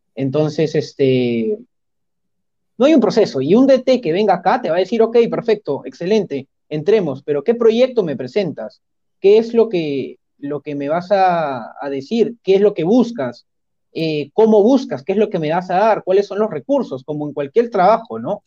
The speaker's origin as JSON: {"language": "Spanish", "country": "Peru", "said": "como peruanos"}